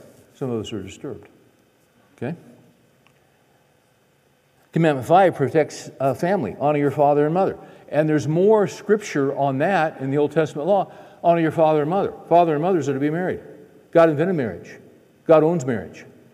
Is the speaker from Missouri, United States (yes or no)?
no; California, United States; moved away; We're from California originally, and we left